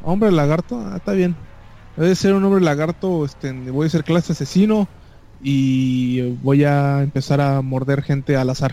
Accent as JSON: {"language": "Spanish", "region": "Yucatán", "country": "Mexico", "said": "como yucateco"}